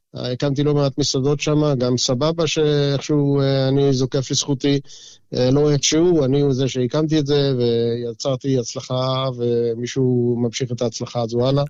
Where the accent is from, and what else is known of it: Israel; now in Brisbane, Australia